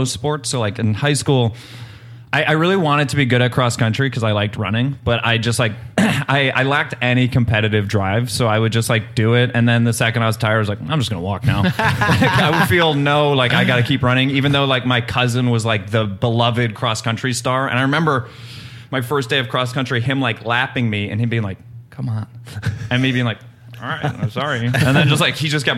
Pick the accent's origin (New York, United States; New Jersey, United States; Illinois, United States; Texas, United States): Illinois, United States; Chicago; I grew up on the South Side